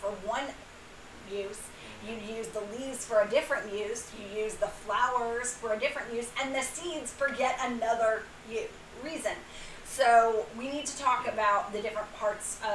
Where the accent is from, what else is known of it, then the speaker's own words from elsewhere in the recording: Louisiana, United States; moved away; I am originally from the Gulf Coast. I'm originally from Louisiana